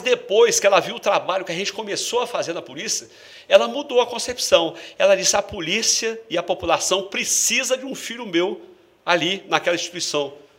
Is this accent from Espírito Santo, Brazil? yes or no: yes; Vila Velha, Espírito Santo, Brazil; Eu sou canela verde, eu nasci aqui em São Torquato